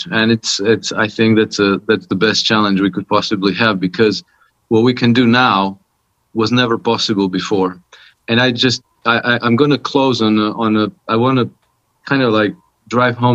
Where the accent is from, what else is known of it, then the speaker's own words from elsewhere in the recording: Croatia; now in Monaco; I'm from Croatia, but I've been living in Monaco for past 26 years now.